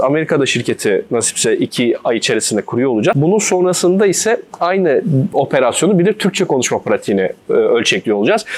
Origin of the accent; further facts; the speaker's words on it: İzmir, Turkey; moved away as an adult; also born or lived in Istanbul; 94 İzmir doğumluyum. Üniversite eğitimine kadar ilkokul, ortaokul, lise eğitimimi İzmir'de aldım.